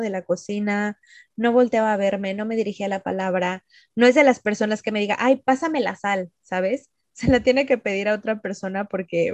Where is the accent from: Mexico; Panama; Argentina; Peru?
Mexico; moved away; como mexicanos también, o sea, nosotros saludamos de abrazo, de beso